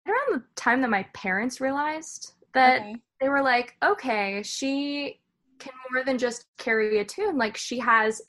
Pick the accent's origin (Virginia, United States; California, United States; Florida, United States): Virginia, United States; Loudoun County, Northern; moved away as an adult; also born or lived in Nashville, Tennessee; I grew up in Northern Virginia in Loudoun County and lived there my whole life.